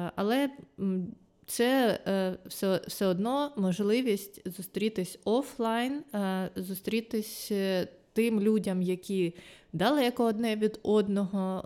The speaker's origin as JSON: {"language": "Ukrainian", "town": "Luhansk", "region": "Luhansk Oblast", "country": "Ukraine", "tie": "born or raised there", "also_born_or_lived": "Kyiv", "moved": "as an adult", "said": "я сама з Луганська"}